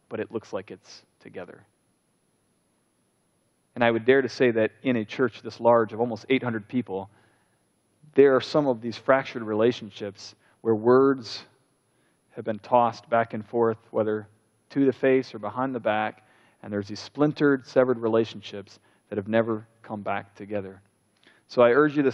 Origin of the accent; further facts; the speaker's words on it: United States; we're Americans